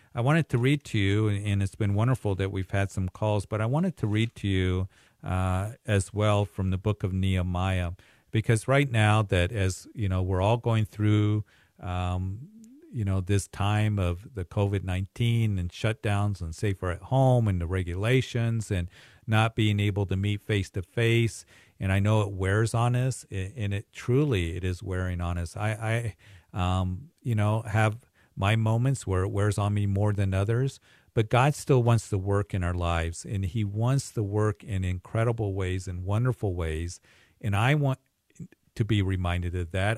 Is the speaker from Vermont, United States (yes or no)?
no; Greeley, Colorado, United States; my hometown Greeley